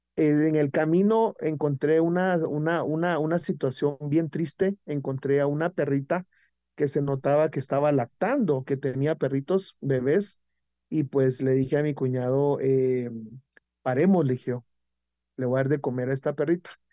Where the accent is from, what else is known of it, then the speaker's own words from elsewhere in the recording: San Miguel Petapa, Guatemala Department, Guatemala; en mi comunidad, en mi pueblo, en mi municipio de San Miguel Petapa